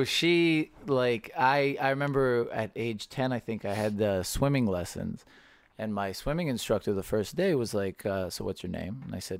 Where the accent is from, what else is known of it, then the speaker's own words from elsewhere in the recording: Birmingham, Alabama, United States; you can imagine what it was like growing up in Birmingham, Alabama as